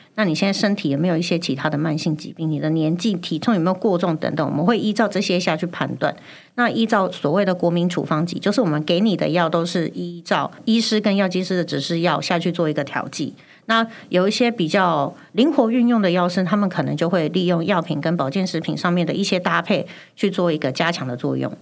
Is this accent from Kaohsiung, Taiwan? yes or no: no; Chiayi, Taiwan; 因为我是嘉义人。然后因为我爸妈很小，就是他们很早就去北部打拼，所以我们很常就被丢回去阿妈家。